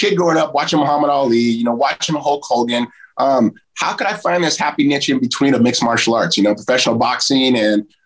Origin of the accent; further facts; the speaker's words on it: United States; I'm just an American